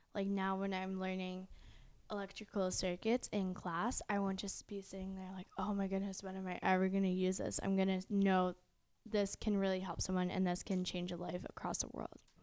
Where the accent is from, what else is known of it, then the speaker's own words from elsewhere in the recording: Riverview, New Brunswick, Canada; we're from Riverview, New Brunswick